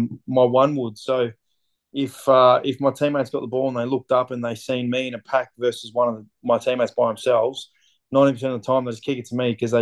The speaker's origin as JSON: {"language": "English", "town": "Dandenong", "region": "Victoria", "country": "Australia", "tie": "born or raised there", "said": "I grew up in Dandenong in Victoria."}